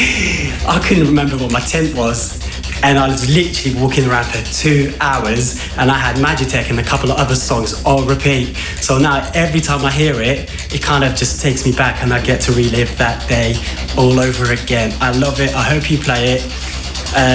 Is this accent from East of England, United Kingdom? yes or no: no; London, United Kingdom; I'm from London